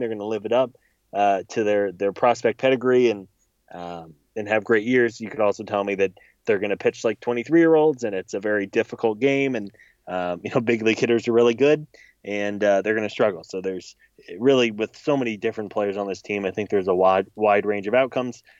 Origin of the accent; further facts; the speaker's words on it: Missouri, United States; I grew up in Missouri